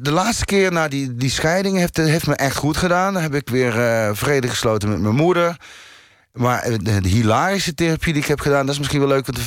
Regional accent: North Brabant, Netherlands; Ik kom uit het Brabantse eh, land.

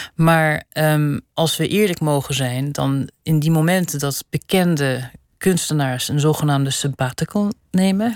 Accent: Netherlands; also born or lived in Switzerland; now in Geneva, Switzerland; ik kom dus uit Nederland, waar een groot begrip is voor klassieke muziek

